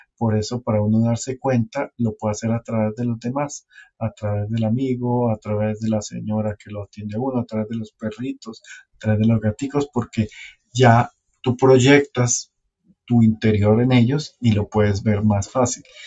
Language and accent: Spanish; Santa Marta, Magdalena, Colombia; moved away; como yo me vine hace tanto tiempo de Santa Marta, en el tiempo que yo era pelado